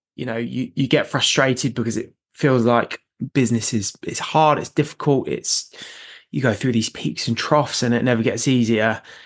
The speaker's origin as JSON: {"language": "English", "area": "North Downs", "region": "South East England", "country": "United Kingdom", "tie": "born or raised there", "said": "I grew up running on the North Downs"}